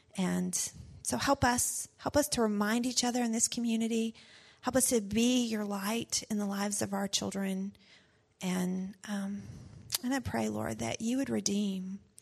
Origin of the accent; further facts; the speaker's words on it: the South, United States; I was raised in the South